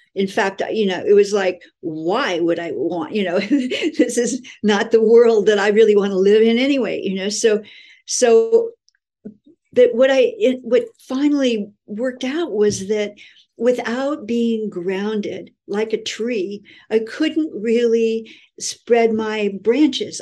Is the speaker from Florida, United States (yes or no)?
no; California, United States; moved away as an adult; also born or lived in Honolulu, Hawaii; I was living in Hawaii and I'm from California